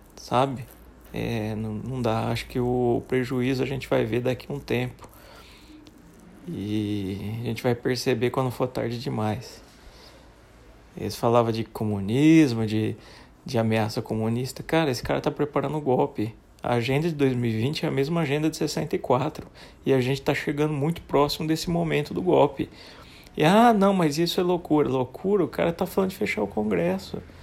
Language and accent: Portuguese; Brazil; sou brasileiro